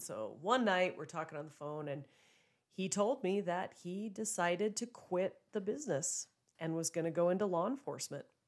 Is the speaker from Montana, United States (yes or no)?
yes; Joliet, Montana, United States; also born or lived in Billings, Montana; bought a place here in my hometown, Joliet, Montana